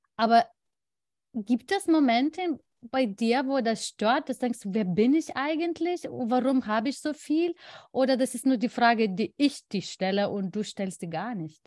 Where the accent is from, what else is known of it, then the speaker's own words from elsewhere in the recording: Lithuania; German is a second language; moved away as an adult; now in Germany; mein Heimatland